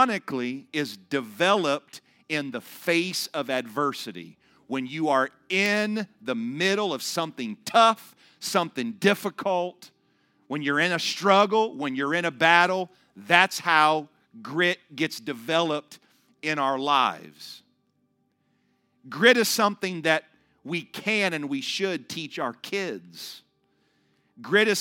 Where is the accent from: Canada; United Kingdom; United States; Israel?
United States; Ohio; moved away as an adult; I am from Ohio